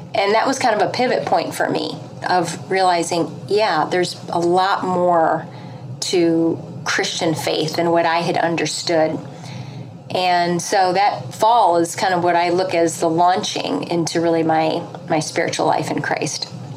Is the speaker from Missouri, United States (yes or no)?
yes; St. Louis, Missouri, United States; now in Philadelphia, United States; I'm from the Midwest, though. a St. Louis girl at heart. I'm transplanted to the East Coast